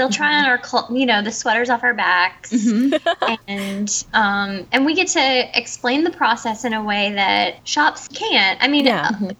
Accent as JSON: {"language": "English", "town": "Summit", "region": "Mississippi", "country": "United States", "moved": "yes", "lives_now": "Bellingham, United States", "said": "I am from Mississippi originally."}